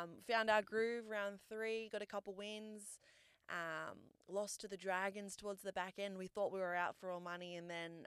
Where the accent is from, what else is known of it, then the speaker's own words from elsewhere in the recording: New South Wales, Australia; also born or lived in New Zealand; I was born in New Zealand, but moved over to Australia when I was like 3 years old. So I grew up pretty much like Australia has been home